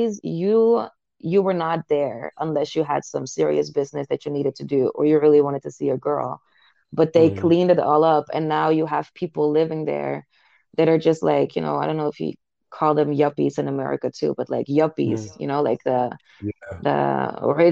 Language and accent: English; Netherlands; from Holland, like I said, I live in a small city